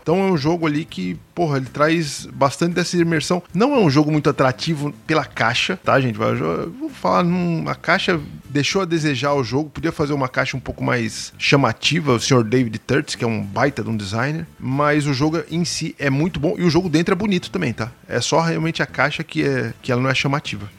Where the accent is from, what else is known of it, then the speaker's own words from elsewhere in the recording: Santo André, São Paulo, Brazil; ABC, Minha Terra